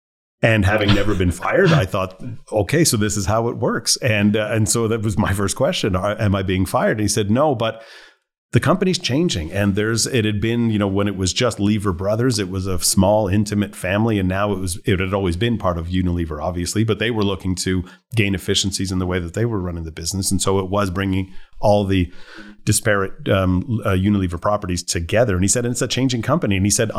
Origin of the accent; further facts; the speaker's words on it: Montreal, Quebec, Canada; also born or lived in Ontario; But born and raised in Montreal, went to school in Ontario, came back to work in Montreal, was bartending to pay for school.